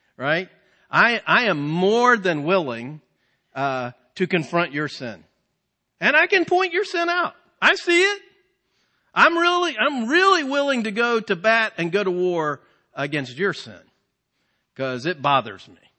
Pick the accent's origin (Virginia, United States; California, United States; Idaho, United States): Virginia, United States; we're from Virginia